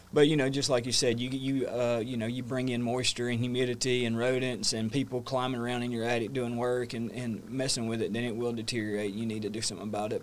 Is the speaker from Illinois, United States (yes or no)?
no; North Georgia, United States; moved away as an adult; now in New River Valley, Virginia, United States; born and raised in North Georgia